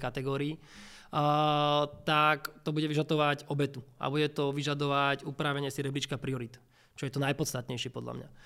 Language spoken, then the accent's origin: Slovak; Bratislava, Bratislava Region, Slovakia; ja som z Bratislavy